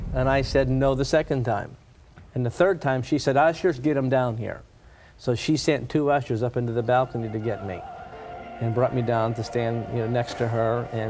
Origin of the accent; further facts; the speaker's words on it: Pittsburgh, Pennsylvania, United States; I grew up in Pittsburgh, PA